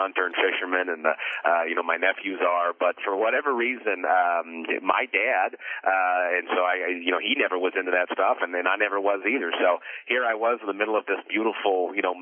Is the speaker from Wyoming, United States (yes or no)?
no; Spokane, Washington, United States; moved away as an adult; also born or lived in Lewisville, Texas; I was born in Lewisville, Texas, but at a very, very young age, due to my father's job, that moved us up to the Pacific Northwest, up to Spokane, Washington. And so from the age of 5 to 19, that's where I live. So that to me is home, Spokane, Washington